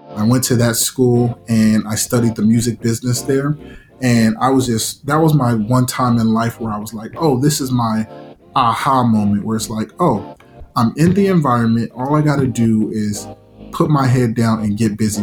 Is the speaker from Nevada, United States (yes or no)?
yes; Las Vegas, Nevada, United States; growing up in Vegas